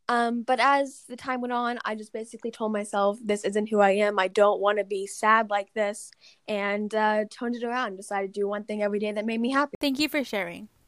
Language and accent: English; Oklahoma, United States; born there; also born or lived in Texas, United States / London, United Kingdom; now in Massachusetts, United States; I was born in Oklahoma, then Texas, then I moved to London, and then now I live in Massachusetts.